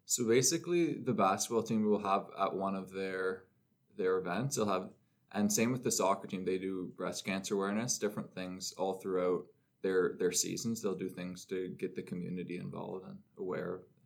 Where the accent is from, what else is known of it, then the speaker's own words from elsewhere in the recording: Orangeville, Ontario, Canada; now in North Bay, Canada; I was home in Orangeville, my hometown